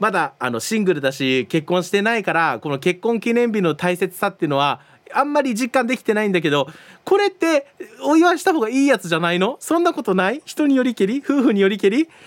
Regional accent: Chiba, Japan; also born or lived in Okinawa?; …の生まれ育った沖縄 VS 我が地元の千葉

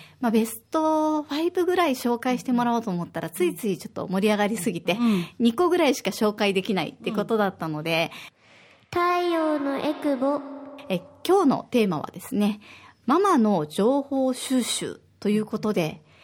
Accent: Osaka, Japan; now in Okinawa, Japan; 私は大阪出身

